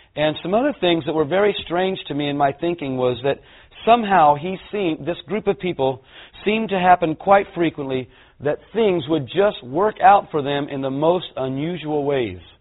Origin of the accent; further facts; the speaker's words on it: California, United States; I'm a Californian